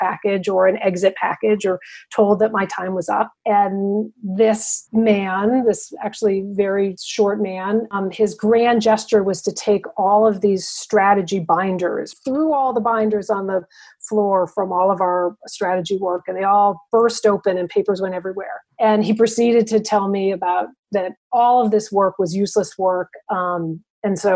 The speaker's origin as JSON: {"language": "English", "region": "Northern Connecticut", "country": "United States", "tie": "born or raised there", "also_born_or_lived": "Maine", "moved": "as an adult", "said": "I grew up in Northern Connecticut."}